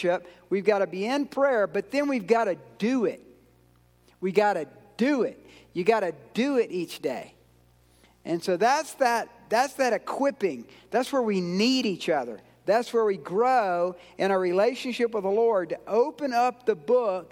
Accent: Georgia, United States; I'm from Georgia

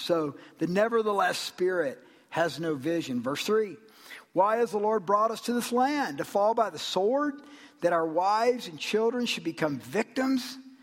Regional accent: Georgia, United States; I'm from Georgia.

